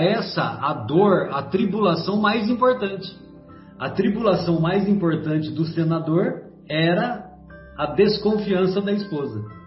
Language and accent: Portuguese; São José do Rio Pardo, São Paulo, Brazil; quando eu era menino lá em São José do Rio Pardo